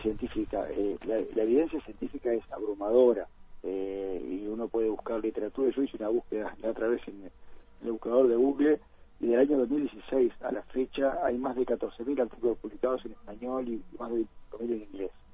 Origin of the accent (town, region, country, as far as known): Uruguay